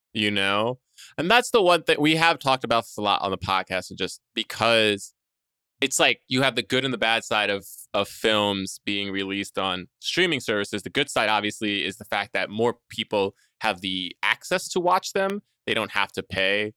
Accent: New York, United States; also born or lived in Jersey Shore; I was born in New York and grew up around there

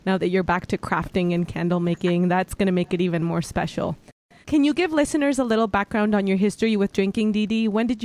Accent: Mexico; I'm born and raised in Mexico.

